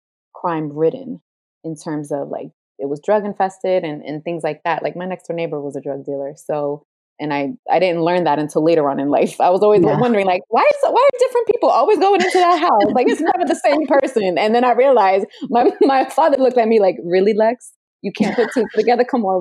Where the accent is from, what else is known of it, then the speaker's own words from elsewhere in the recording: Jersey City, New Jersey, United States; also born or lived in Puerto Rico; growing up in Jersey City, you witness a lot that you wouldn't witness in other places.